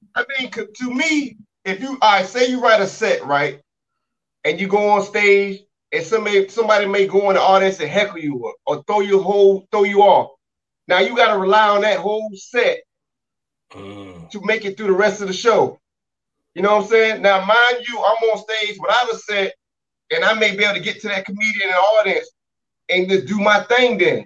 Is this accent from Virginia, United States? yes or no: yes; Virginia, United States; I'm from Virginia, man. I'm over here in Portsmouth, man.